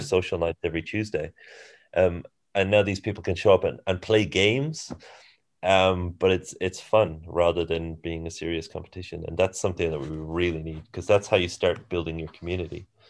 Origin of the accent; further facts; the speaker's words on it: Ireland; moved away as an adult; also born or lived in Singapore / Germany / Australia; now in New Zealand; I'm from Ireland originally